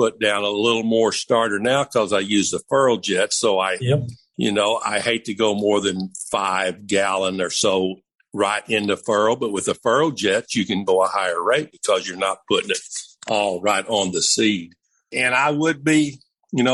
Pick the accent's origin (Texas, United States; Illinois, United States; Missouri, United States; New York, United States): Missouri, United States; Columbia, Missouri. Of course, that's my home state, and that's probably the closest one to me.